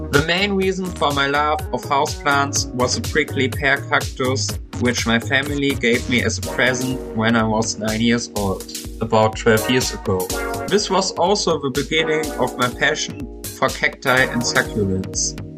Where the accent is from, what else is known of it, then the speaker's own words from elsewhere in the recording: Germany; I'm twenty-one years old and I come from Germany